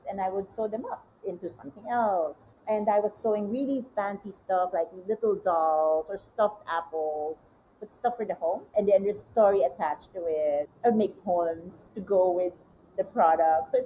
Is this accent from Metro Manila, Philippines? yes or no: yes; Manila, Metro Manila, Philippines; English is a second language; moved away as an adult; also born or lived in France; I'm from Manila, I'm from the city